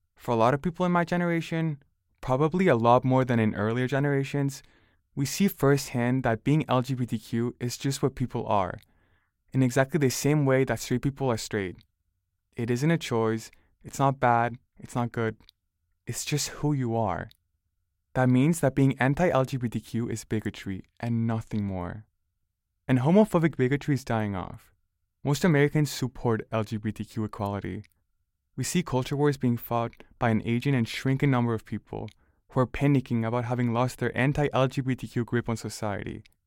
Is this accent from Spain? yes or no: yes; Barcelona, Catalonia, Spain; now in United States; I grew up in Barcelona